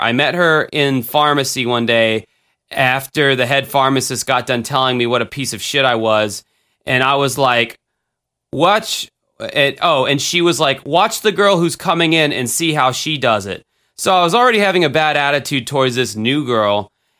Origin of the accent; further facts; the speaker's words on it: the South, United States; I'm from the South, man. What do you expect?